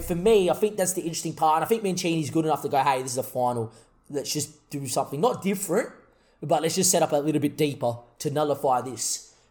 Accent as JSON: {"language": "English", "country": "Australia", "said": "we're, we're Australian"}